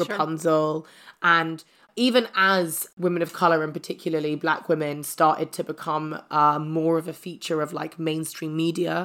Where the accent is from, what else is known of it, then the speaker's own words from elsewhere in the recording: London, United Kingdom; I grew up in South London, but I got a scholarship to a private school.